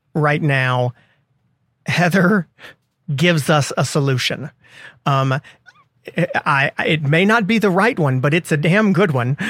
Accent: the South, United States; as a Southerner

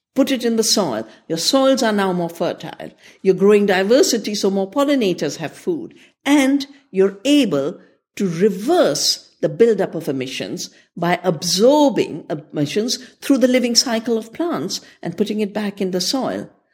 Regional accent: India; I'm from India

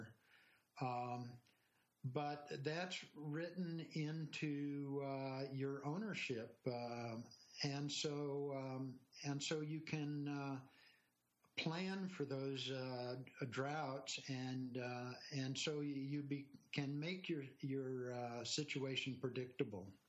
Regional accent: California, United States; also born or lived in Washington, D.C. / New Jersey / Wisconsin; now in Colorado, United States; I grew up in California.

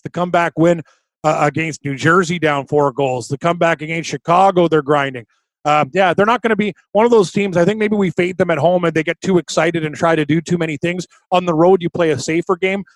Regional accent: Canada

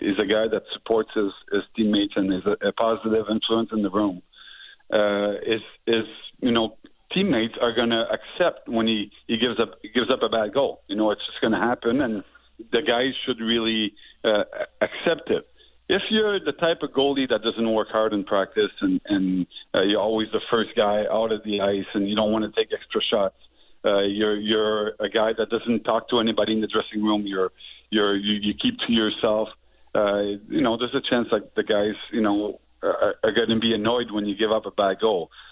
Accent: Montreal, Quebec, Canada; the guys I grew up with here in Montreal

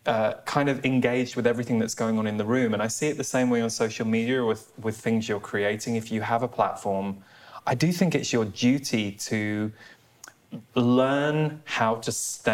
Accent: United Kingdom; me, as a British person

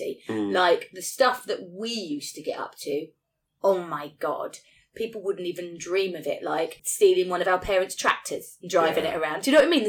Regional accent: Norfolk, East of England, United Kingdom; also born or lived in Essex; I was born in Essex, literally breathed the Essex air and then was shipped out to Norfolk.

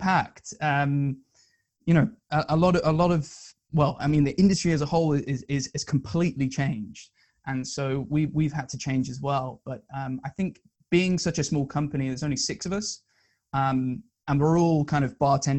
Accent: Northampton, East Midlands, United Kingdom; moved away as an adult; also born or lived in Surrey; I'm from Northampton, which is kind of middle of the country, not much going on.

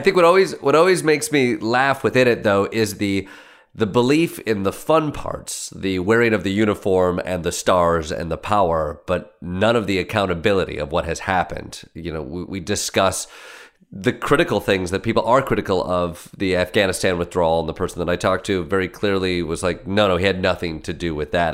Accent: Michigan, United States; I'm from Michigan

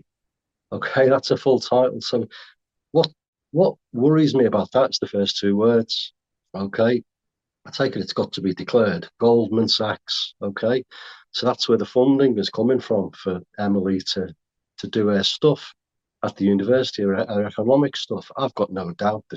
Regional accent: Merseyside, North West England, United Kingdom; I come from, I'm from Merseyside

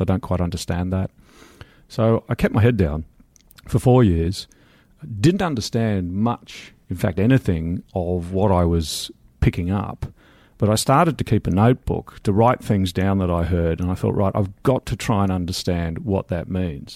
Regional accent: Australia; moved away as an adult; also born or lived in London, United Kingdom; now in Wimbledon, United Kingdom; I'm Australian.

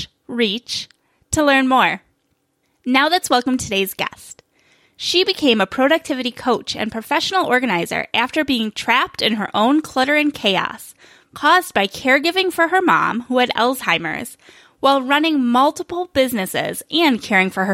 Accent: New York, United States; now in Phoenix, United States; In Phoenix now, but I was raised in New York winters

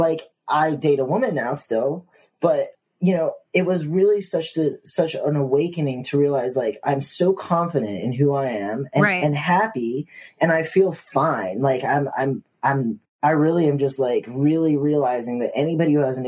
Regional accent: the South, United States; growing up in the South, like, I was taught, you know, or I was just, you know, socially trained, you know, to talk to people.

